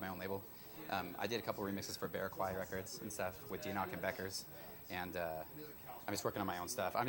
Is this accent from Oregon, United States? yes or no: yes; Portland, Oregon, United States; moved away as an adult; also born or lived in Seattle, Washington; I live in Portland. I recently moved from Seattle. I grew up in Portland. I've been here for about 10 years in Seattle. Then I moved back home about in the last year.